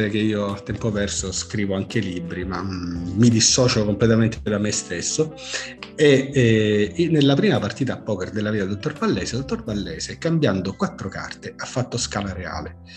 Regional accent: Messina, Sicily, Italy; Sono messinese, per carità.

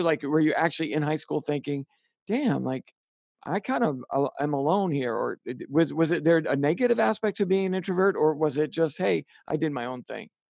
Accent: New York City, New York, United States; accent: Bronx; moved away

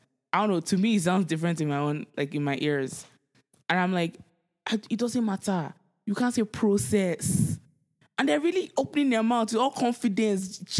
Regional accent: Nigeria; Growing up in Nigeria, generator, the whole process of...

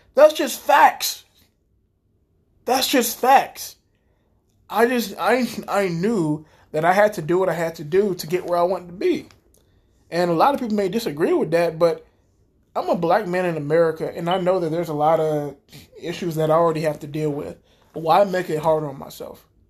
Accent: United States; we're the American people

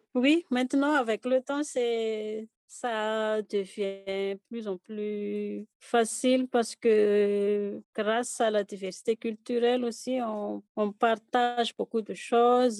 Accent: Fianarantsoa, Madagascar; first language Malagasy; French is a second language; moved away as an adult; now in Haut-Madawaska, Canada; Pour moi, c'est la culture Pétileo. Je viens de la province de Fianarantsoa.

